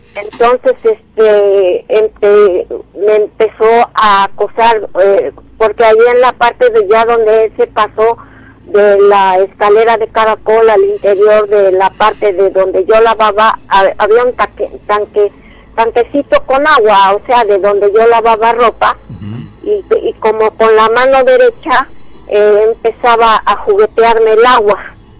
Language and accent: Spanish; Oaxaca, Mexico; moved away; also born or lived in Orizaba, Veracruz; me, fui ya a radicar a Oaxaca, mi pueblo.